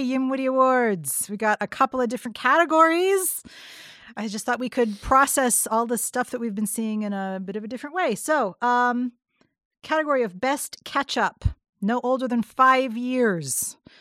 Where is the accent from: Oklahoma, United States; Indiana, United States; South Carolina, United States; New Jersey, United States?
Indiana, United States; hometown with the Indiana Theater, United States; at the Indiana Theater in my hometown